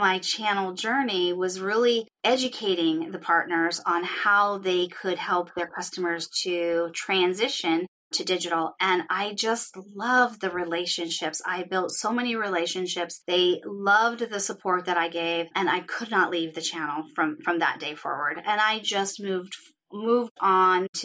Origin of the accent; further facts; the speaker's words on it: East Coast, United States; moved away as an adult; now in California, United States; I grew up on the East Coast.